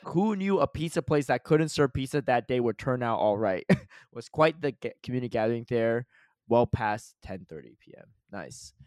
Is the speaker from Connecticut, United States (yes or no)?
yes; Connecticut, United States; I grew up in Connecticut